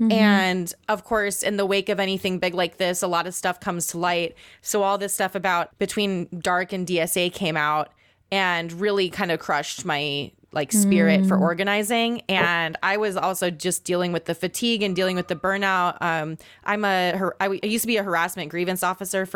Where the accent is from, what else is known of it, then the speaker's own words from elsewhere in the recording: Guam; moved away; I grew up on Guam as an Indigenous person